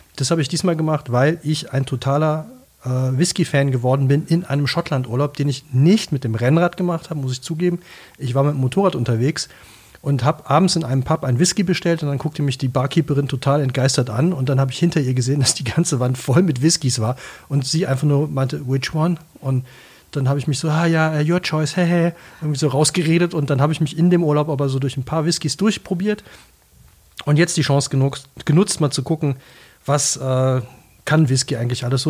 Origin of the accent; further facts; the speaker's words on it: Cologne, North Rhine-Westphalia, Germany; Ich bin Kölner